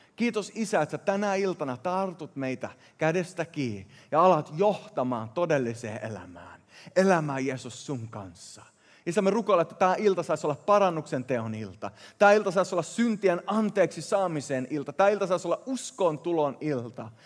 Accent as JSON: {"language": "Finnish", "country": "Sweden", "tie": "born or raised there", "first_language": "Swedish", "second_language": "Finnish", "moved": "yes", "said": "mä kasvoin Ruotsissa ja moni näistä sanoista tulee sillä luonnollisella ensimmäisellä kielellä"}